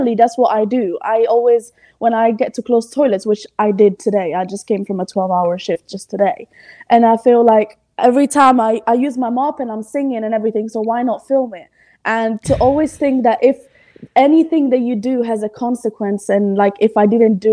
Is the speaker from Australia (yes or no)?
no; Italy; English is a second language; moved away as an adult; now in United Kingdom; I was born in Italy and I lived in Italy